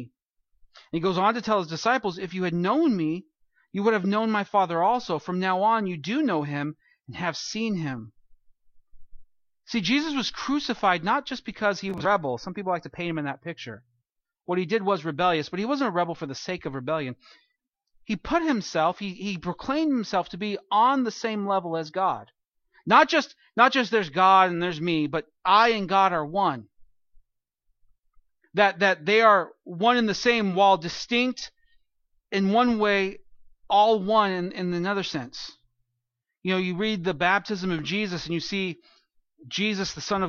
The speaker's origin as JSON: {"language": "English", "region": "California", "country": "United States", "tie": "born or raised there", "moved": "yes", "said": "growing up in California"}